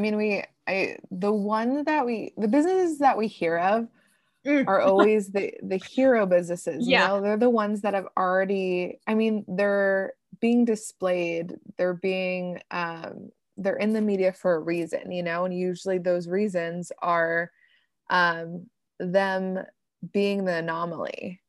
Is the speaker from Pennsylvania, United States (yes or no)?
yes; Pennsylvania, United States; So like, for example, I grew up in Pennsylvania.